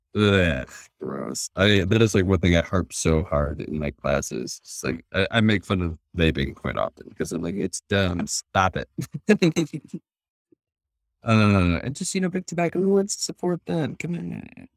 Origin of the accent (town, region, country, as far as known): Wisconsin, United States; born or raised there; moved away